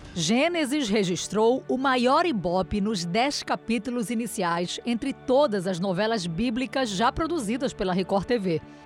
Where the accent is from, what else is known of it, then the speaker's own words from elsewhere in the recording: Spain; now in Brazil; Eu cresci na Espanha